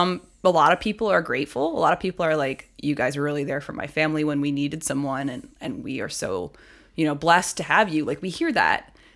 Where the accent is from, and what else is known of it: Columbus, Ohio, United States; now in Cincinnati, United States